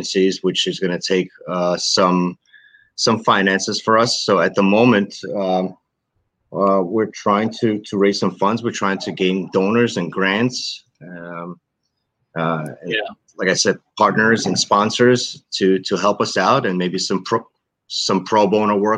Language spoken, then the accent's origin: English; New York City, New York, United States; We were raised in Brooklyn, New York.